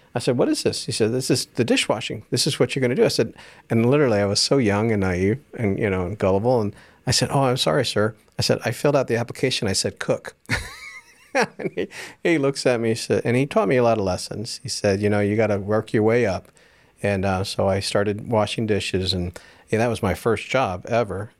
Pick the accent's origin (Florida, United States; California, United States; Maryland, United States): Florida, United States; Jacksonville; also born or lived in Dallas; I grew up in Jacksonville